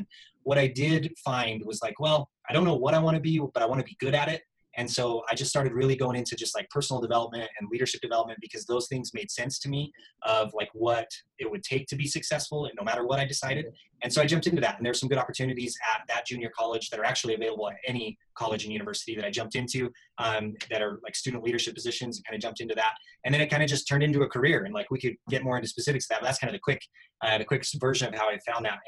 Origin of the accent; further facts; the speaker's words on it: Utah, United States; also born or lived in St. George, Utah; I'm from Utah, a tiny little town I grew up